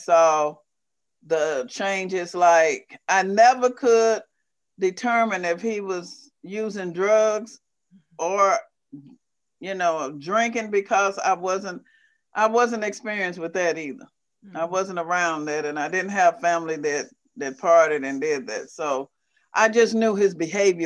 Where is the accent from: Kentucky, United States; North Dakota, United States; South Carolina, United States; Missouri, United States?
Missouri, United States; moved away as an adult; now in Michigan, United States; I was raised in a small rural town